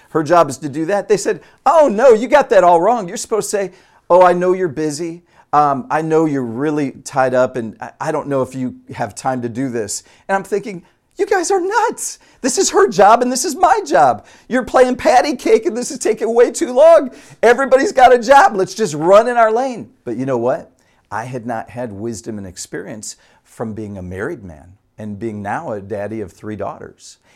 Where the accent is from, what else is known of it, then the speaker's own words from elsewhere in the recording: Utica, Michigan, United States; moved away as an adult; also born or lived in Dallas-Fort Worth, Texas; I grew up in Utica, Michigan